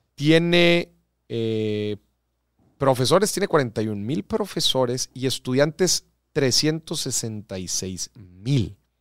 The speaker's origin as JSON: {"language": "Spanish", "country": "Mexico", "said": "Vivimos en un país próspero en recursos naturales"}